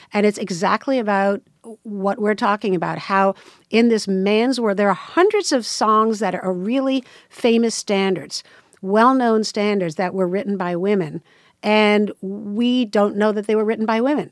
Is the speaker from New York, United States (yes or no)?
yes; New York City, New York, United States; I grew up in New York City